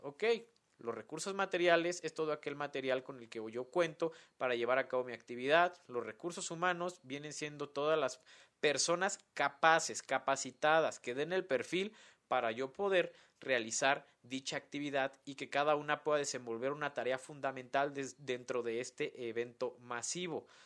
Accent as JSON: {"language": "Spanish", "town": "Morelia", "region": "Michoacán", "country": "Mexico", "tie": "born or raised there", "said": "aquí en mi ciudad natal de Morelia"}